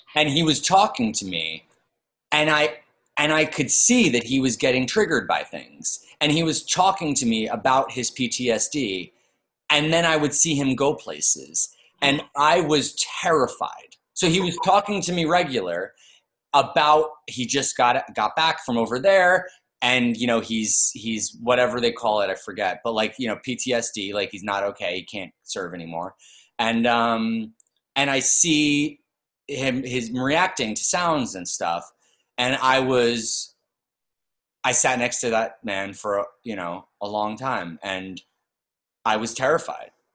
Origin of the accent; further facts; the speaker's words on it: New York, United States; I'm from New York, but I came back to New York